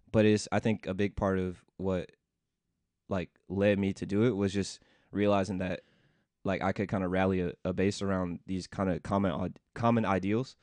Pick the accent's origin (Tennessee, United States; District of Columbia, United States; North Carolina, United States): Tennessee, United States; Memphis; moved away as an adult; also born or lived in Washington, D.C.; I grew up in Memphis, Tennessee